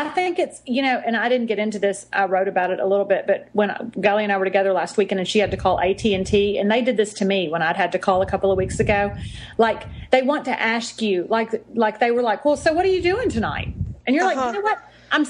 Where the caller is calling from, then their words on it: Texas, United States; weather is down here. It's hot. It's yeah. always hot. I'm in Texas. I don't want to talk about where my accent came from.